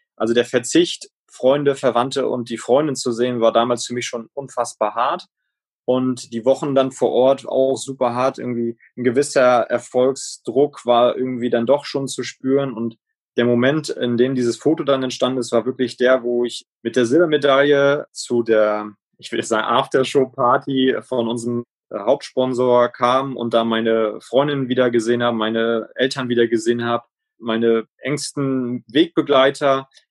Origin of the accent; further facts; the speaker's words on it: Schwerin, Mecklenburg-Vorpommern, Germany; also born or lived in Rostock; Ich komme ja ursprünglich aus der Schweriner Rudergesellschaft, bin in Schwerin auch zum Teil groß geworden